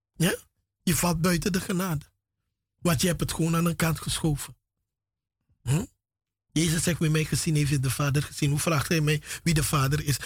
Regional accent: Paramaribo, Paramaribo District, Suriname; moved away as an adult; now in Netherlands; Vanaf mijn derde jaar, derde, vierde jaar ben ik in Paramaribo grootgebracht

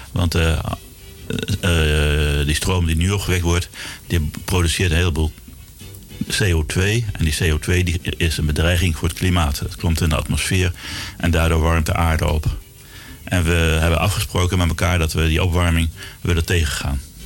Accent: Zwolle, Overijssel, Netherlands; moved away as an adult; also born or lived in Groningen; now in Amsterdam, Netherlands; Ik ben geboren in eh, Zwolle. Daar heb ik heel lang gewoond, tot, tot mijn achttiende

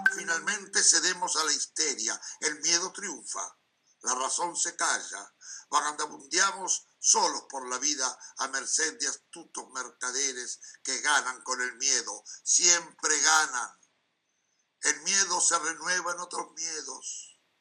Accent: Montevideo, Uruguay; now in Amsterdam, Netherlands; vivo en Amsterdam, pero nací en Montevideo.

